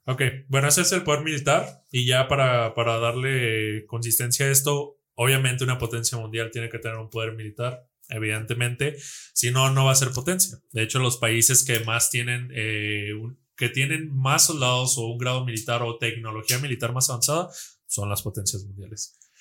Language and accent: Spanish; Mexico; nosotros como mexicanos, como latinos, como hermanos, nosotros en México